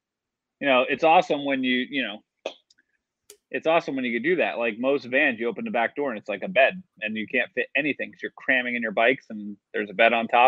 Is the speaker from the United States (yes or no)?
yes; New Jersey, United States; I grew up in New Jersey